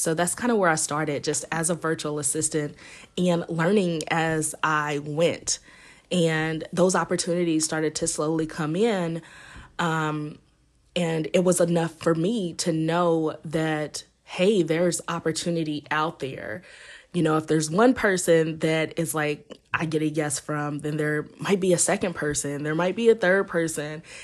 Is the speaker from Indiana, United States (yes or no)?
yes; Indiana, United States; moved away as an adult; now in Los Angeles, United States; I'm originally from Indiana, and I currently live in Los Angeles